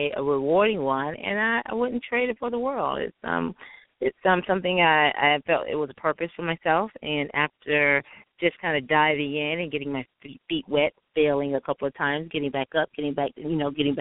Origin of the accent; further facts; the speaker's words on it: Jacksonville, Florida, United States; now in Atlanta, United States; I am from Jacksonville, Florida